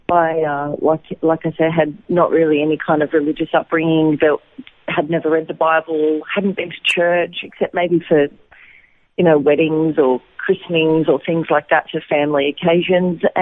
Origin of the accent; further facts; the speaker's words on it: Wollongong, New South Wales, Australia; moved away as an adult; also born or lived in Lismore, New South Wales / Sydney; now in Israel; I was actually born in Lismore, in uh, New South Wales, up near the Queensland border, but I grew up in Wollongong mm-hmm. on the south coast. And uh, yeah, and then I moved to Sydney and had been in Sydney before here for about almost 20 years.